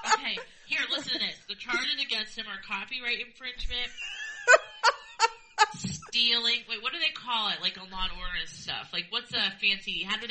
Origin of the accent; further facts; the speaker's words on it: United States; I'm an American